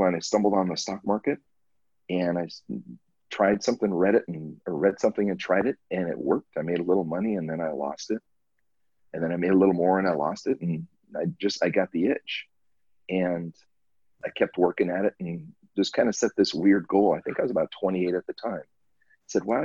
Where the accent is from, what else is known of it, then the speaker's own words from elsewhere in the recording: Southern California, United States; now in Hawaii, United States; I grew up in Southern California